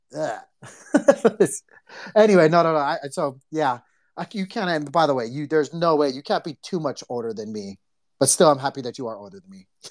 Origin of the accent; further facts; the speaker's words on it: Hawaii, United States; we grew up in Hawaii